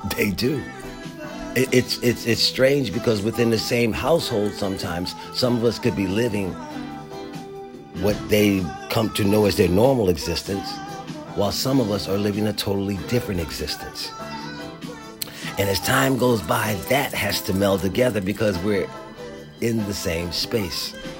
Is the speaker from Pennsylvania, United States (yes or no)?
yes; Philadelphia, Pennsylvania, United States; growing up in Philadelphia